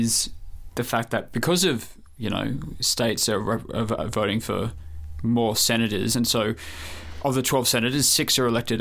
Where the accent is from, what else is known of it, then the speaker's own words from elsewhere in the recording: Sydney, New South Wales, Australia; moved away as an adult; now in Melbourne, Australia; I grew up in New South Wales